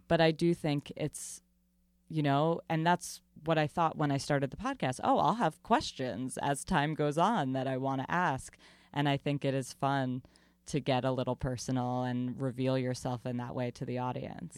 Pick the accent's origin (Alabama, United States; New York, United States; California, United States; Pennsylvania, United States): New York, United States; Long Island; I grew up in Long Island very much around the community theater world